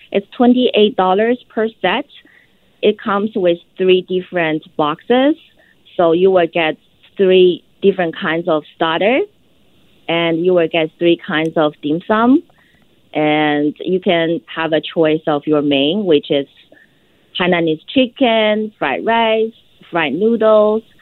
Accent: Yunnan, China; English is a second language; Um, all the dishes, um, mostly from my hometown, Yunnan, China.

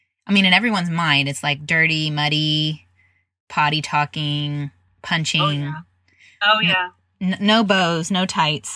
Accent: Midwest, United States; now in Dallas, United States; I'm from the Midwest

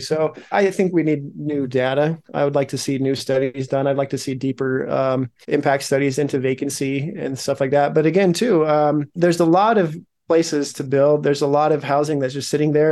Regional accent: Logan, Utah, United States; also born or lived in Salt Lake City, Utah; I was born in Salt Lake, grew up in Logan

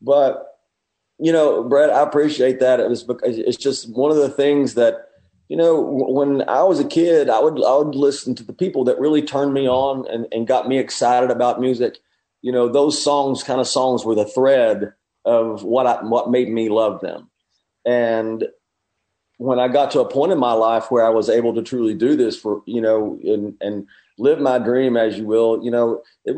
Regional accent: Knoxville, Tennessee, United States; Well, I grew up in East Tennessee. I grew up in the country outside of Knoxville.

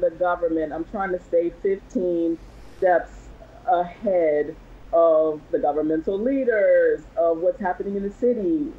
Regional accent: Washington, District of Columbia, United States; moved away as an adult; I was born and raised in Washington, D.C.

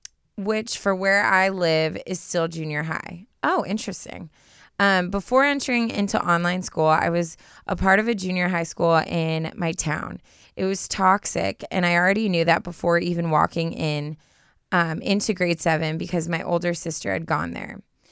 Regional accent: Canada

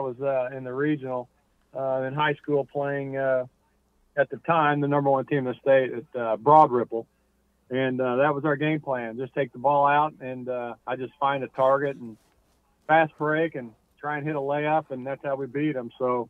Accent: Indianapolis, Indiana, United States; obviously growing up in Indianapolis and being a number one pick here

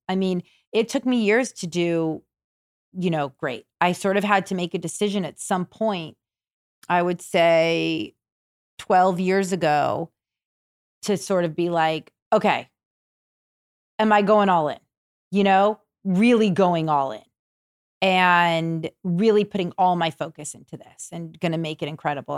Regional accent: Malibu, California, United States; I grew up in Malibu, where we are now

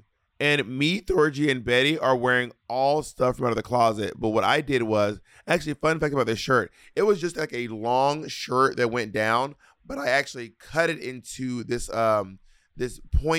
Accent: Scotland, United Kingdom; Anyway, I'm a skirt from Scotland, bitch.

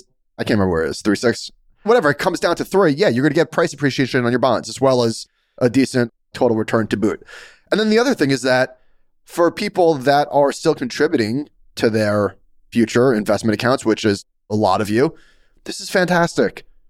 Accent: New York, United States; as a New Yorker

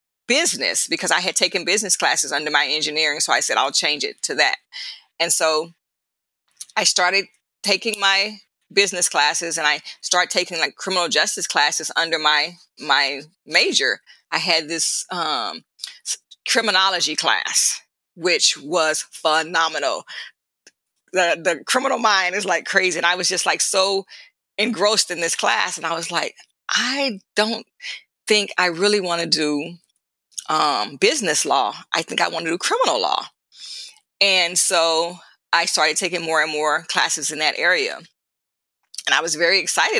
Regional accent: Dallas-Fort Worth area, Texas, United States; I grew up in the Dallas-Fort Worth area, Texas

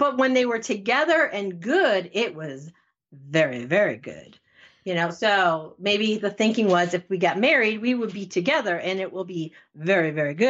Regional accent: Connecticut, United States; I'm from Connecticut

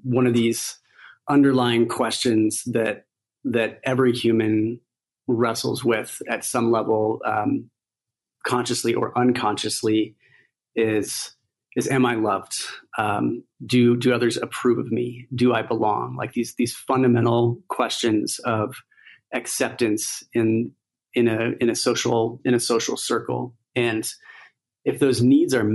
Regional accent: United States; growing up in the United States

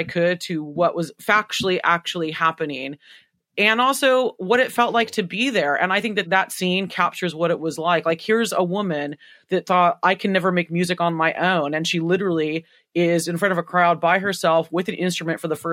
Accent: United States; I'm so American

